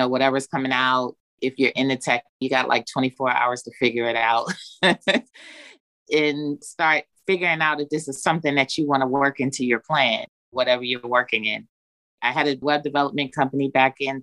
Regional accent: New York City, New York, United States; also born or lived in Long Island, New York; now in Georgia, United States; I'm originally from New York, born in Long Island, raised in Brooklyn. Been in Georgia for over 20 years, though

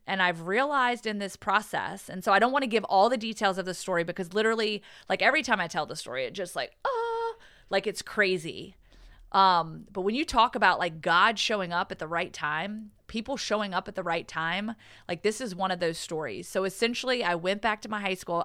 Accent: Pearisburg, Virginia, United States; moved away; she works in the recovery community at Radford University, which is close to my hometown.

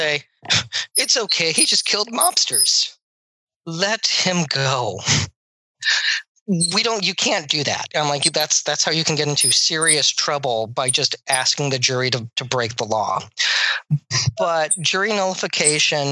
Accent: United States

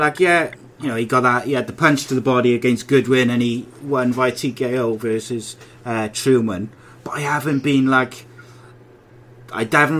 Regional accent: Welsh, Wales, United Kingdom; I'm Welsh

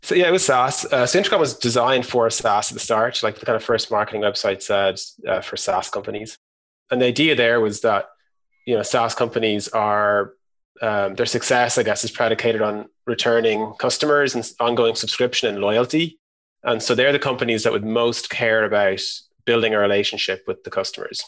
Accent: Ireland; moved away as an adult; also born or lived in San Francisco, United States; We're all from Ireland

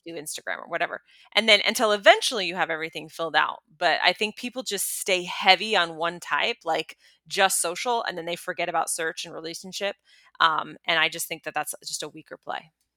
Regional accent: United States; me as an American woman

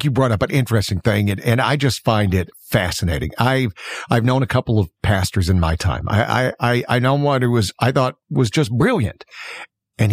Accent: Alabama, United States; I'm from Alabama

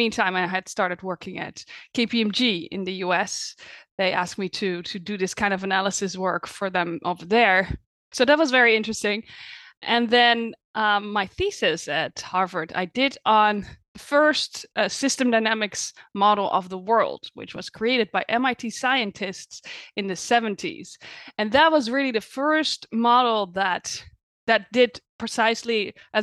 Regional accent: Netherlands; moved away as an adult; now in United States; I was born in the Netherlands, but I've been living in the US for the past 9 years

